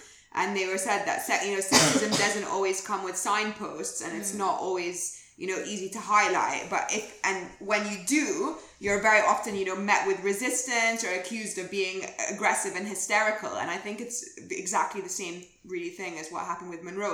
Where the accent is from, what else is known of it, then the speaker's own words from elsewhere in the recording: Egypt; now in London, United Kingdom; I'm from Egypt.